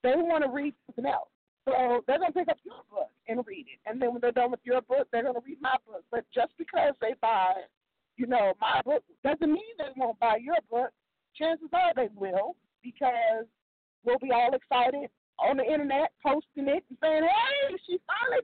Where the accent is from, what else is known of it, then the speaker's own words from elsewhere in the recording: Tampa, Florida, United States; also born or lived in New York; We moved down when I was about 2 years old